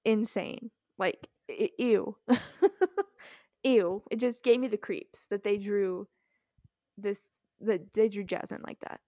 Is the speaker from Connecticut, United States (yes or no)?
no; Texas, United States; I'm from Texas